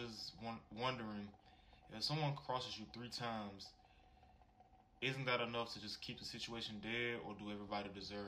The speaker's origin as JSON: {"language": "English", "town": "Birmingham", "region": "Alabama", "country": "United States", "said": "I'm 25 years old, and I'm from Birmingham, Alabama."}